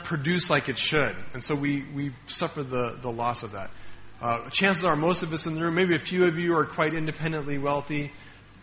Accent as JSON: {"language": "English", "town": "Denver", "region": "Colorado", "country": "United States", "tie": "born or raised there", "moved": "yes", "said": "my hometown, Denver"}